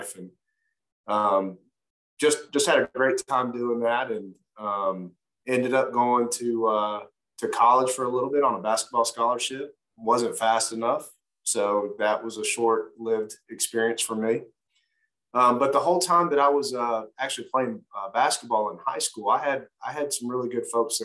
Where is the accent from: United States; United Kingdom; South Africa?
United States; Cobb County, Georgia; also born or lived in Los Angeles, California; I was raised there to about 6 or 7. Then my mother remarried, made her way to Georgia with my stepfather, and pretty much was raised in Cobb County from there